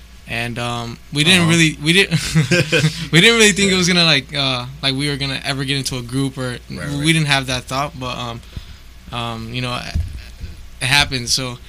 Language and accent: English; Berwyn, Illinois, United States; Nah, we're from Berwyn.